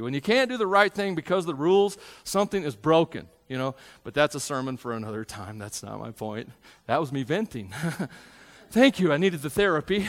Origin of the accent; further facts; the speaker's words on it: Tennessee, United States; I grew up in Tennessee.